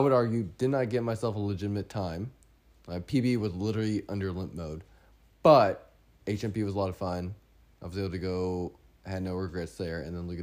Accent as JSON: {"language": "English", "region": "Texas", "country": "United States", "said": "we're from Texas"}